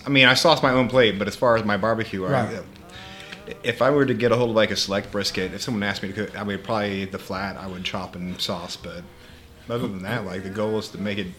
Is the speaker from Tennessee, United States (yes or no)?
no; Oklahoma, United States; I grew up in Oklahoma